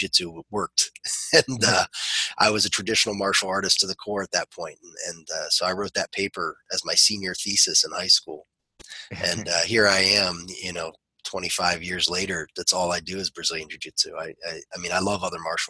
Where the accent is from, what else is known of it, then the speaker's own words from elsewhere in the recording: Ohio, United States; also born or lived in West Virginia; We moved from West Virginia to Ohio when I was pretty young, and I started doing Kung Fu at that time